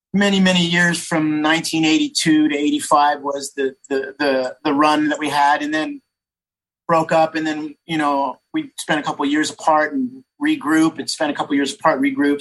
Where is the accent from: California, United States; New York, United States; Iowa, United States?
California, United States; San Jose; I grew up in San Jose.